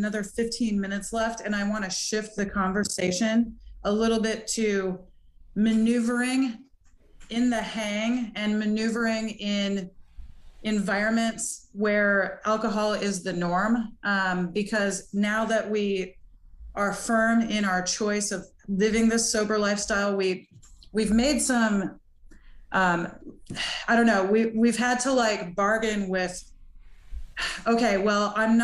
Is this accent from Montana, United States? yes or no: yes; Montana, United States; I grew up in Montana and it's just a partying place